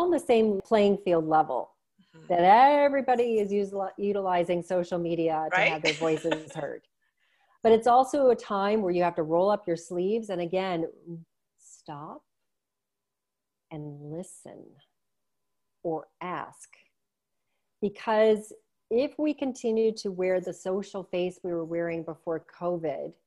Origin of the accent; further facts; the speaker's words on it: Cleveland, Ohio, United States; now in Canada; I was born and raised in Cleveland